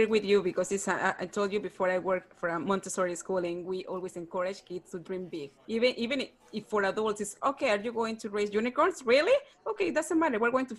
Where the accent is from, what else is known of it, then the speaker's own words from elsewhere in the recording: Peru; moved away; I'm from Peru